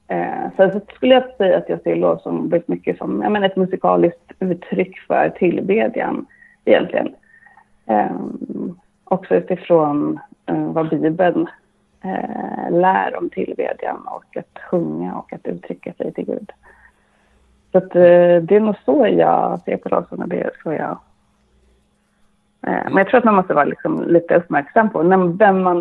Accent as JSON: {"language": "Swedish", "country": "Sweden", "tie": "born or raised there", "also_born_or_lived": "Bolivia", "said": "så är jag uppvuxen inom pingströrelsen. Eh, dels i Sverige men också i Sydamerika, mm."}